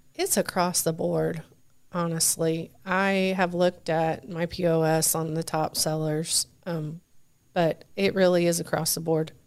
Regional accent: Richmond, United States; also born or lived in Chicago; I grew up in Richmond.

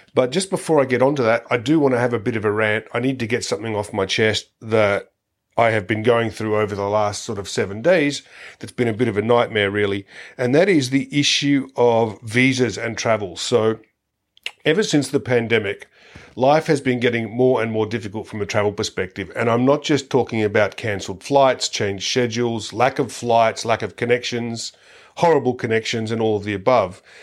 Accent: Australia

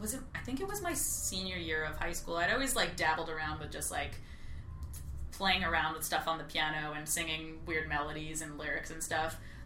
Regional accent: Long Island, New York, United States; I grew up on Long Island. I took piano lessons on Long Island.

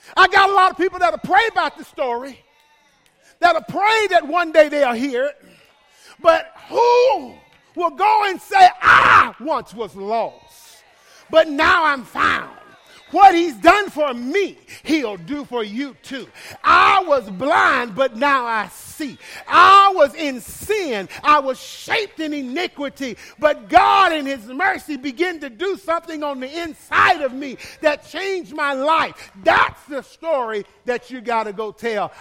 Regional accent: Birmingham, Alabama, United States; I'm from Birmingham

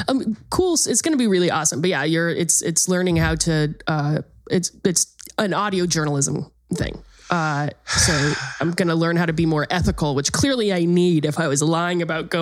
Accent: United Kingdom; And so I am a Brit

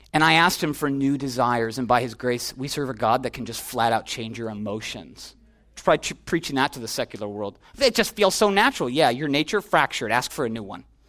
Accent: Minneapolis, Minnesota, United States; also born or lived in Chicago; I'm from Chicago. Went to high school in Minneapolis.

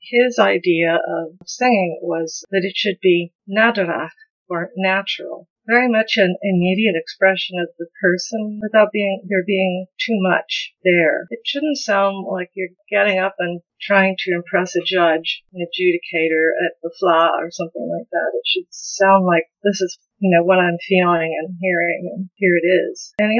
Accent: the Ozarks, United States; accent: not Ozarks accent; My parents were from Nebraska and Kansas, so I don't have the Ozarks accent, for example, even though I lived here since I was 5 and a half.

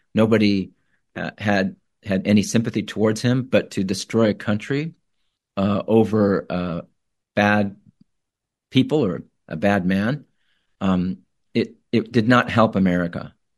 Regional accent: Tempe, Arizona, United States; moved away as an adult; also born or lived in Iraq / California; I grew up in Tempe, Arizona.

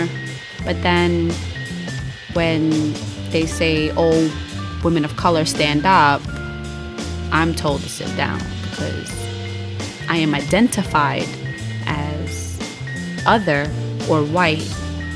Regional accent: New York City, New York, United States; I'm from New York City

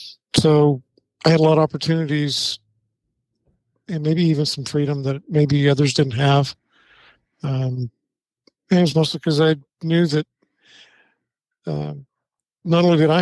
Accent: Vernonia, Oregon, United States; moved away as an adult; also born or lived in Portland, Oregon / Arkansas; I was born in Portland, Oregon. Oh, wow. Okay. Yeah, and grew up in Vernonia. For those of you that may not know where that is, it's between, let's say, between Portland and Astoria.

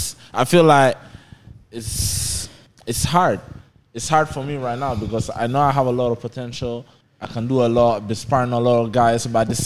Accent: Naples, Campania, Italy; moved away as an adult; also born or lived in Ghana (parents); now in United Kingdom; Basically, my parents are Ghanaians. Yeah. But I'm born and raised in Italy.

